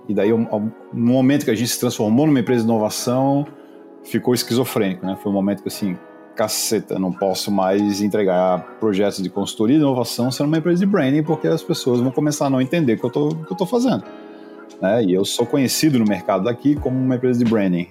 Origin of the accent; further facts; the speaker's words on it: Florianópolis, Santa Catarina, Brazil; Eu sou manezinho, já, já somos poucos, né, cara, em Floripa